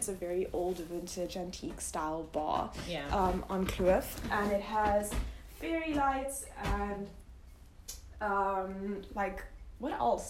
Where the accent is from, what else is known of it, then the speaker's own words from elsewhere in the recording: India; because like culture shock, I'm Indian.